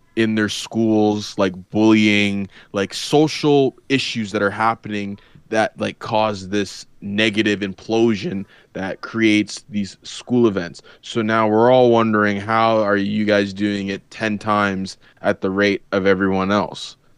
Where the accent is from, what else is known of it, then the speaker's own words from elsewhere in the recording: Canada; as a Canadian